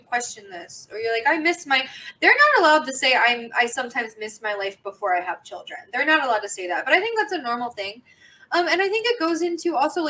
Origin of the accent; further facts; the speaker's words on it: United States; being American